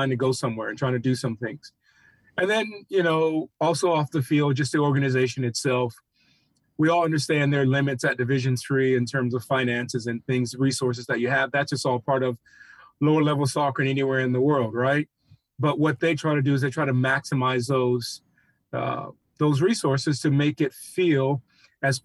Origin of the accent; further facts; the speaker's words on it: Atlanta, Georgia, United States; moved away as an adult; also born or lived in New Orleans; I grew up in Atlanta, learned my soccer in Atlanta, born in New Orleans